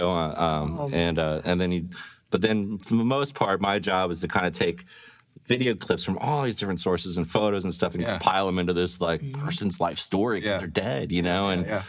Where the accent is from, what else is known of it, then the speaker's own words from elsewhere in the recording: St. Louis, Missouri, United States; Overland. I grew up in Overland.